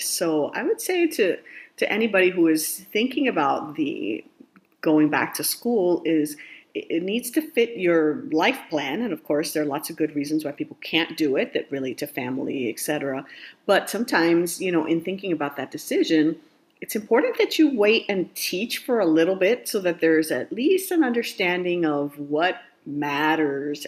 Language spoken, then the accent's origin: English; Miami, Florida, United States; I grew up in Miami, Florida